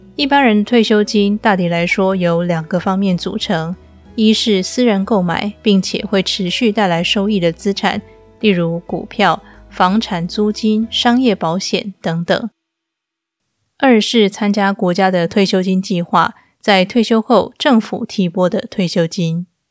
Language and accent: Chinese; Taiwan; now in Istanbul, Turkey; 我记得小时候，长辈们最常挂在嘴边的一句闽南语是“台湾钱淹脚木”。